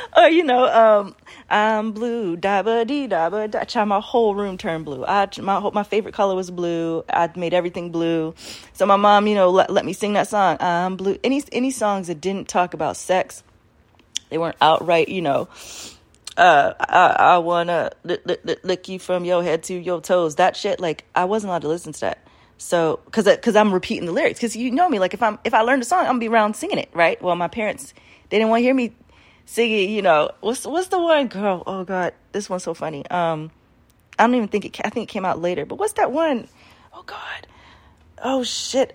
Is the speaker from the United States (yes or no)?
yes; Baltimore, Maryland, United States; I was raised in Baltimore